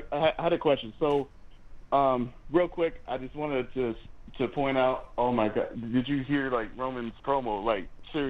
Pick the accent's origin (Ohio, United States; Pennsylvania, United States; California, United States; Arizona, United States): Arizona, United States; born or raised there